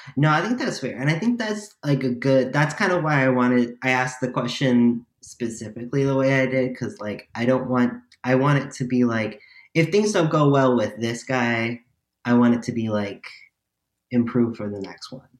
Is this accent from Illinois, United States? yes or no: yes; Chicago, Illinois, United States; I'm also from Chicago